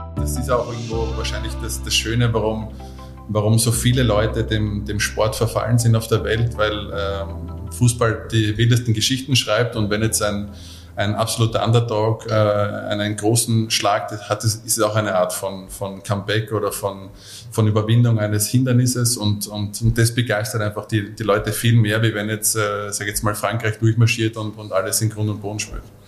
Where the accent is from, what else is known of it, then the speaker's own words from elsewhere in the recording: a suburb of Mödling, Lower Austria, Austria; ich bin in, äh, in, in Vorort vor Mödling groß geworden